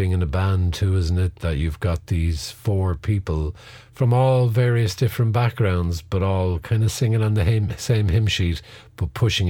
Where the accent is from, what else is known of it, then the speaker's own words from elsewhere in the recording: Cork, Munster, Ireland; We're from Cork